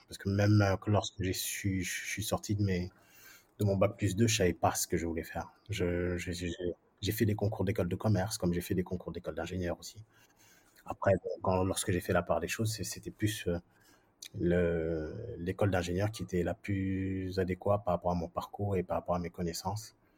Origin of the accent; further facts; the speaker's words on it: France; moved away as an adult; also born or lived in Senegal / United Arab Emirates / Saudi Arabia; now in Dakar, Senegal; je viens de la France, ouais, d'accord, mais, mais encore, ouais, je suis d'origine, euh, du Sénégal